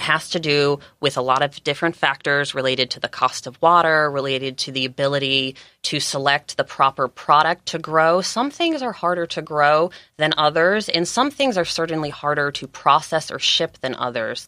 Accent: Georgia, United States; also born or lived in California; now in San Diego County, United States; I was raised in Georgia. I came out to California about thirteen years ago

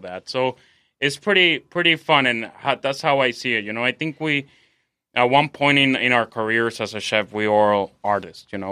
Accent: Mexico City, Mexico; moved away as an adult; now in San Diego, United States; I'm from Mexico City, correct. Um, I've been here in San Diego for about six years

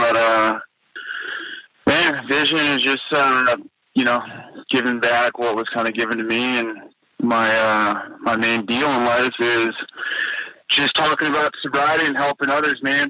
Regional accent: Moorpark, California, United States; also born or lived in Temecula, California; From Moorpark, California.

